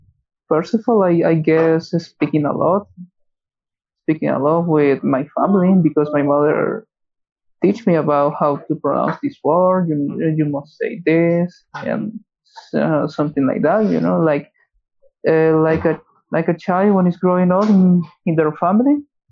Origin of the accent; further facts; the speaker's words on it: El Salvador; first language Spanish; English is a second language; I'm from El Salvador.